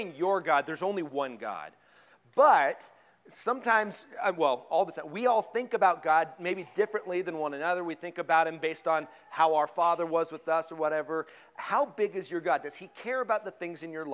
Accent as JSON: {"language": "English", "region": "Colorado", "country": "United States", "tie": "born or raised there", "said": "I grew up in Colorado"}